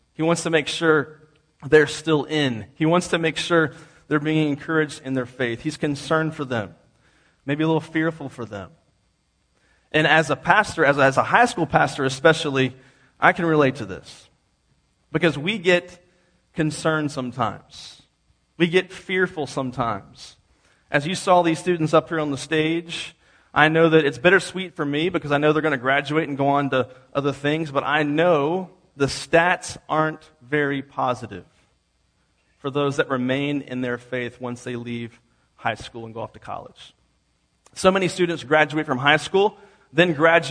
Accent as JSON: {"language": "English", "region": "East Coast", "country": "United States", "tie": "born or raised there", "said": "I grew up on the East Coast"}